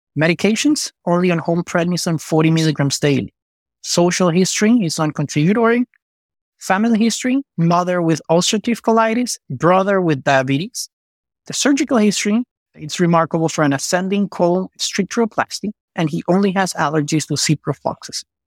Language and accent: English; Venezuela; moved away as an adult; also born or lived in Chicago / Miami; now in Houston, United States; I was born and raised in Venezuela